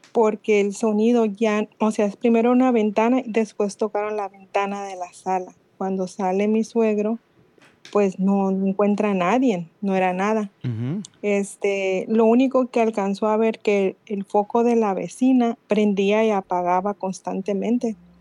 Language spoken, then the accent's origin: Spanish; Mazatlán, Sinaloa, Mexico; Soy de Mazatlán.